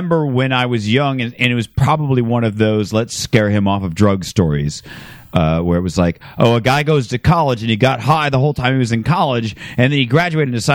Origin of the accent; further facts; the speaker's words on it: Phoenix, Arizona, United States; growing up in Phoenix